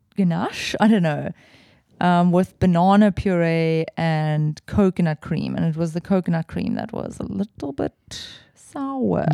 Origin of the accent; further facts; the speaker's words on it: Cape Town, Western Cape, South Africa; when you're used to growing up in the Southern Peninsula